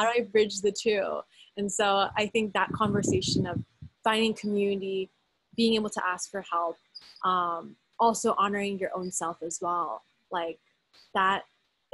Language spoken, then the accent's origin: English; United States; when I was growing up in America